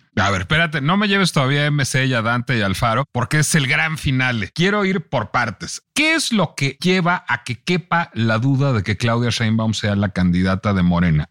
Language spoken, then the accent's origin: Spanish; Mexico City, Mexico; como chilango